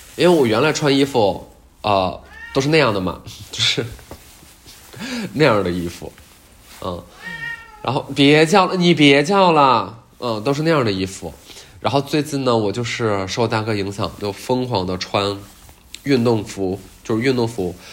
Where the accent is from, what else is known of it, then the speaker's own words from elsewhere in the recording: Northeast China, China; accent: Northeastern Mandarin (Dongbei dialect); 我把东北话讲得很好吗？就是我作为一个在东北土生土长将近十二十年的这么一个人，然后我讲了东北话